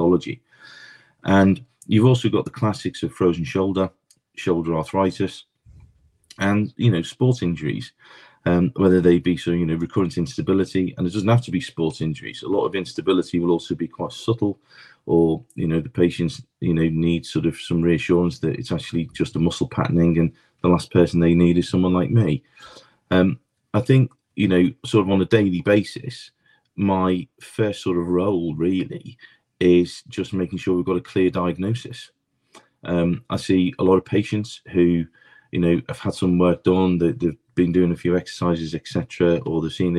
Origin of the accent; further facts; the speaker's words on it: Liverpool, North West England, United Kingdom; now in London, United Kingdom; Born and bred in Liverpool, came down to the Big Smoke in London